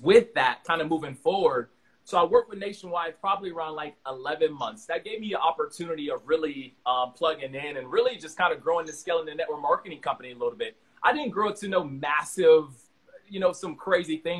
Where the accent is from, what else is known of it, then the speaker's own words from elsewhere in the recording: Miami, Florida, United States; I'm from Miami originally, man. Growing up, that was amazing